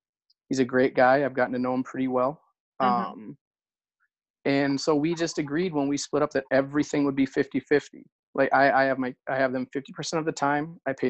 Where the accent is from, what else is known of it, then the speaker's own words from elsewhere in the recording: just outside of Minneapolis, Minnesota, United States; I am from Minnesota, just outside of Minneapolis, Minnesota. I'm 40? So I'm 40 years old.